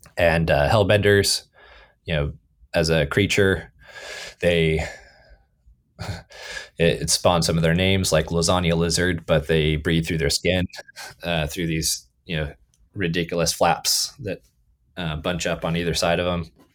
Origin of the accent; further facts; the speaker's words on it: California, United States; moved away as an adult; also born or lived in Athens, Ohio; I was born and raised in California